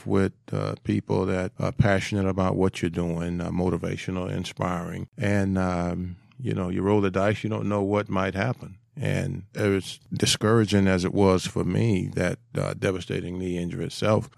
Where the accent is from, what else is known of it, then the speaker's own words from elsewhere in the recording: Miami, Florida, United States; I was Miami born and raised